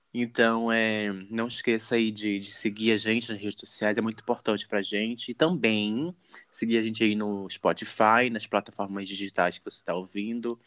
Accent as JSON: {"language": "Portuguese", "region": "Rio de Janeiro", "country": "Brazil", "said": "eu sou do Rio de Janeiro"}